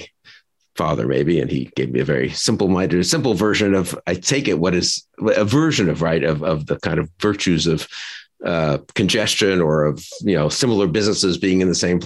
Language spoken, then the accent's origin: English; New York, United States; I grew up in New York